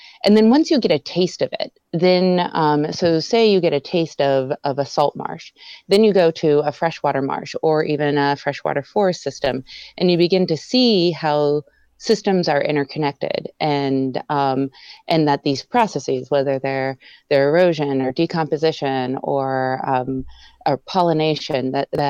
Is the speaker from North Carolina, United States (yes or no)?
no; Erie, Pennsylvania, United States; moved away; also born or lived in Spotsylvania, Virginia; I grew up in Pennsylvania, in Erie, Pennsylvania, and then I moved to Spotsylvania, Virginia